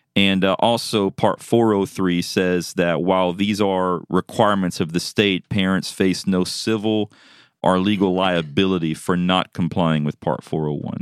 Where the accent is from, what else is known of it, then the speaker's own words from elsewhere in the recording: South Louisiana, United States; moved away; I'm originally from Louisiana. That's my home